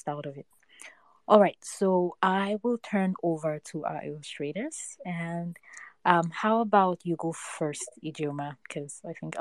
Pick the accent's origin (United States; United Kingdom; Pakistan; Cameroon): Cameroon; I am Cameroonian